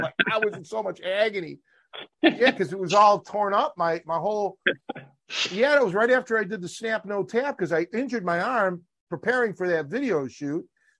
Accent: Chicago, Illinois, United States; one of the crew said that told the owner that I'm from Chicago.

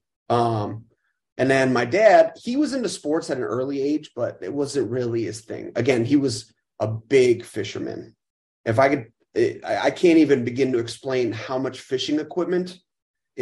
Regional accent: Chicago, Illinois, United States; I'm born and raised. 36 years old, and yeah, growing up right northwest side

